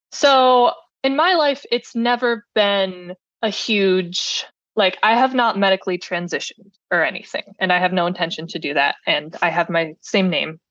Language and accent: English; Cleveland, Ohio, United States; I am from Cleveland.